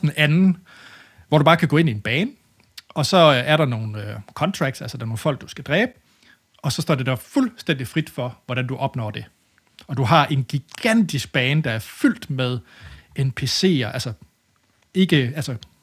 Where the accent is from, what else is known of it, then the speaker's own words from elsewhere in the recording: Denmark; som dansker